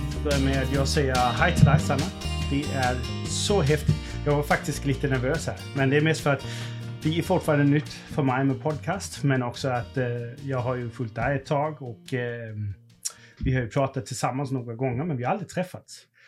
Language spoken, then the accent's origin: Swedish; Denmark; now in Sweden; jag kommer från Danmark